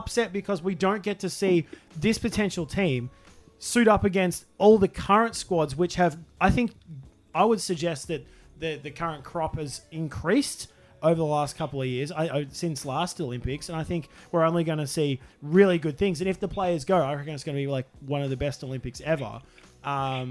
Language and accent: English; Australia; I'm an Australian